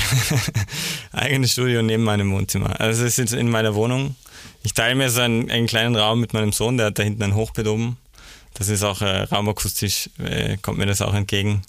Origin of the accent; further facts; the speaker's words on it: Salzburg, Austria; also born or lived in Vienna; ich bin äh, in Salzburg aufgewachsen